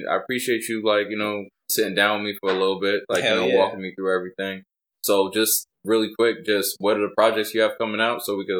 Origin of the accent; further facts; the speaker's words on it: East Coast, United States; So like I'm from the East Coast.